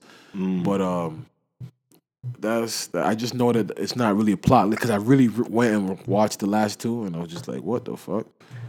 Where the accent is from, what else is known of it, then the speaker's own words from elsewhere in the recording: Jamaica; Like they don't know I'm Jamaican.